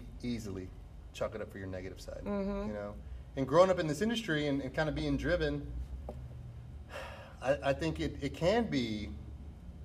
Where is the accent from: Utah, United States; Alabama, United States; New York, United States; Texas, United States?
Texas, United States; Grand Prairie; I grew up on Avenue B. I grew up going to Bonham.